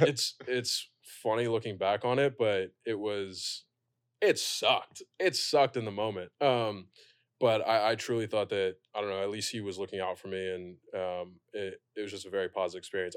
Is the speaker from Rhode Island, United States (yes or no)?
no; Pasadena, California, United States; now in New York, United States; I'm from Pasadena. We have a parade.